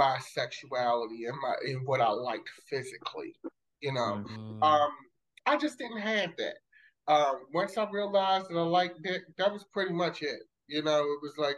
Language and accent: English; Baltimore, Maryland, United States; I grew up in Baltimore City, West Baltimore City.